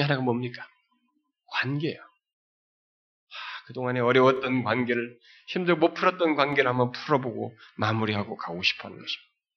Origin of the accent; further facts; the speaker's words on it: South Korea; moved away as an adult; also born or lived in United Kingdom / Australia; 우리들의 어려서부터 그런 우리 한국의 그런 유교적인 그런 풍토 속에서 어, 부모들 밑에서 이렇게 자라왔고